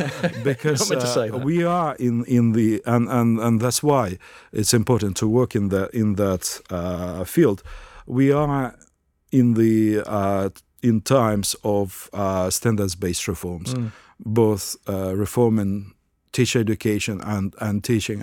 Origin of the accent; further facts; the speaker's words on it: Ukraine; English is a second language; now in Australia; Well, I came from Ukraine to Australia, and Ukraine is a relatively monocultural nation.